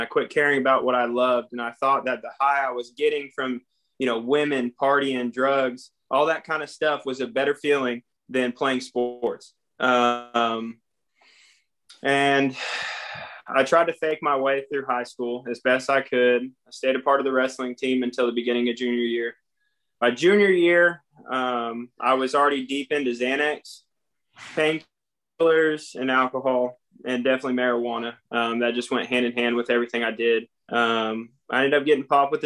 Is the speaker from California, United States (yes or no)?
yes; California, United States; also born or lived in Idaho; I was born and raised in California